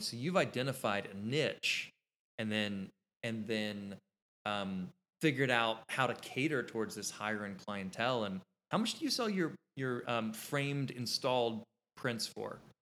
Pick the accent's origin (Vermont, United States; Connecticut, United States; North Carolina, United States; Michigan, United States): North Carolina, United States; Kitty Hawk; moved away as an adult; also born or lived in Nashville, Tennessee; my hometown, Kitty Hawk, North Carolina